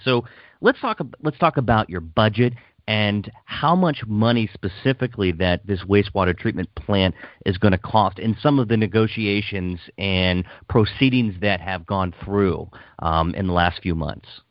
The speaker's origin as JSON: {"language": "English", "town": "Hagerstown", "region": "Maryland", "country": "United States", "tie": "born or raised there", "also_born_or_lived": "Washington County, Maryland", "said": "I grew up in Hagerstown and then moved to the county when I was about ten"}